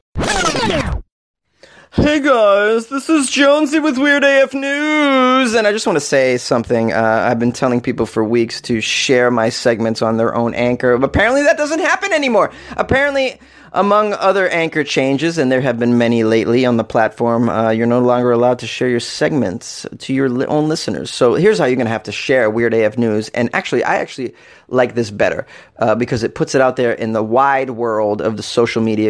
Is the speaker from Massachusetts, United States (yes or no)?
yes; Massachusetts, United States; I'm from Massachusetts